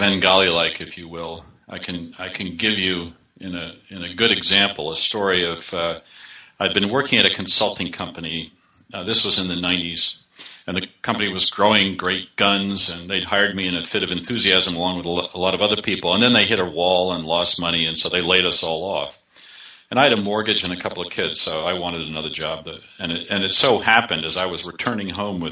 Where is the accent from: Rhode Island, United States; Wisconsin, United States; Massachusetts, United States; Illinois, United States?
Massachusetts, United States; Boston; moved away; I grew up in the Boston area, but I've been living away for a long time